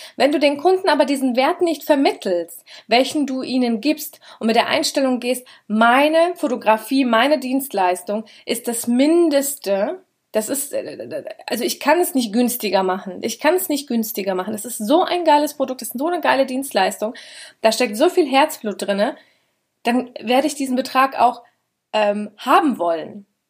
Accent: Schotten, Hesse, Germany; Schotten, da wo ich herkomme, da sind ungefähr zwölftausend Einwohner

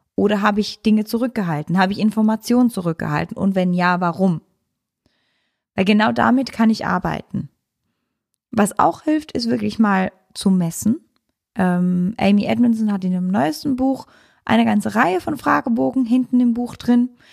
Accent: Switzerland; ich als Schweizerin

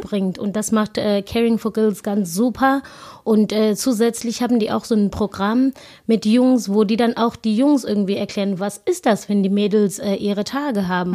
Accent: South Africa; German is a second language; moved away as an adult; now in Germany; wo ich herkomme, das ist wirklich eine ganz kleine Township und ähm, ich bin da aufgewachsen

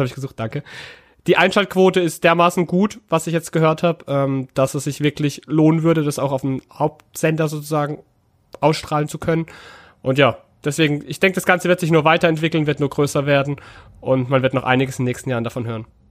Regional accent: Karlsruhe, Baden-Württemberg, Germany; moved away; obwohl ich wirklich ja gebürtiger Karlsruher bin und auch schon seit Kind auch Fan

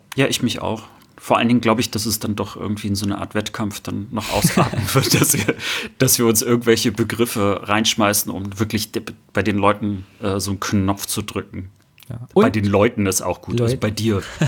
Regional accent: Rostock, Mecklenburg-Vorpommern, Germany; moved away as an adult; now in Cologne, Germany; Ich bin aus Rostock, ich bin also ein Fischkopf und äh, auch MacPommer, äh, wohne aber jetzt in Köln schon seit vielen, vielen Jahren.

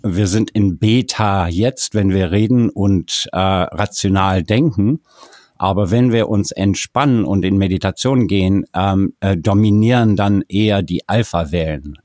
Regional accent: South Africa; moved away; Ich bin in Südafrika geboren und aufgewachsen

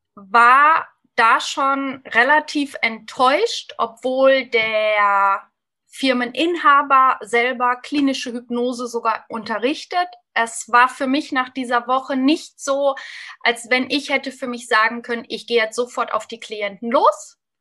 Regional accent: Lippe, North Rhine-Westphalia, Germany; 45 Jahre jung, aus dem wunderschönen Lipperland im Westen Deutschlands

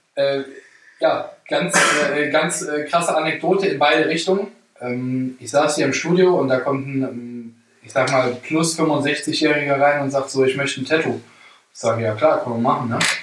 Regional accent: Germany; ich bin Deutscher

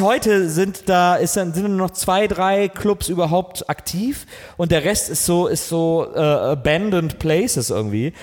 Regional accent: Wesseling, North Rhine-Westphalia, Germany; ich bin in Wesseling groß geworden, genau zwischen Köln und Bonn

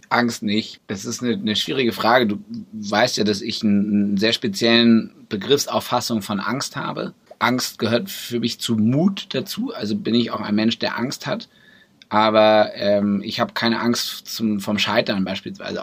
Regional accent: Braunschweig, Lower Saxony, Germany; also born or lived in Brussels / Berlin; meine Heimatstadt, in der ich groß geworden bin, der ich unglaublich viel zu verdanken habe. Schule, äh, Kindergarten, Musikschule

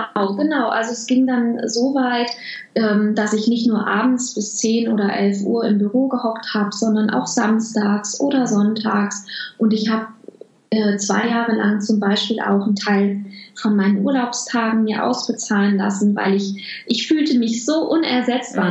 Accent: Home region of the Krombacher brewery, North Rhine-Westphalia, Germany; moved away; bei der Krombacher Brauerei in meiner Heimat

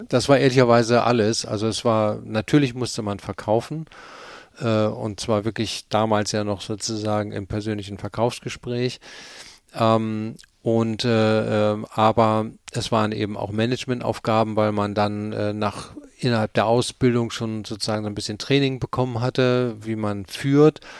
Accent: Cologne, North Rhine-Westphalia, Germany; also born or lived in Hamburg; äh, äh haben wir die nächsten 15, äh, 16 Jahre habe ich dann in Köln gewohnt, da bin ich auch groß geworden

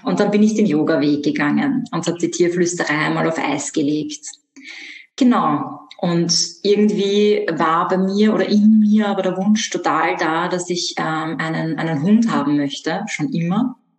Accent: Vienna, Austria; ich komme aus Wien. Ich bin auch in Wien aufgewachsen

